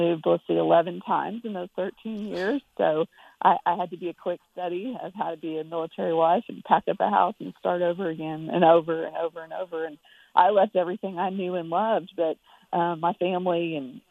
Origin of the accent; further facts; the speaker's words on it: United States; moved away as an adult; also born or lived in Texas; now in Nashville, United States; I grew up in New Mexico and Texas